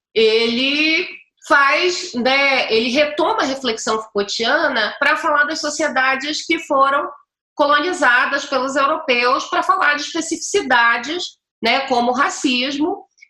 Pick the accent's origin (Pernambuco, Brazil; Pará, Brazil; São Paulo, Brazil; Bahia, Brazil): Pará, Brazil; eu sou paraense